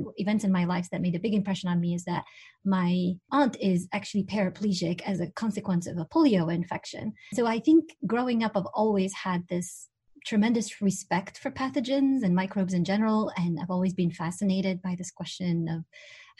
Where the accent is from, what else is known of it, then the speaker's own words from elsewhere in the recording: Tunisia; moved away; I'm originally from Tunisia